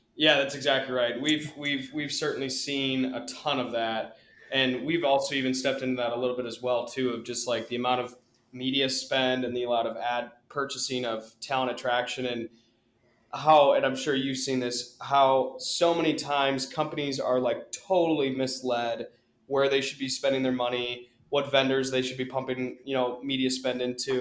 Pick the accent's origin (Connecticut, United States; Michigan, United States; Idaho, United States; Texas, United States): Michigan, United States; Ann Arbor; I grew up in Ann Arbor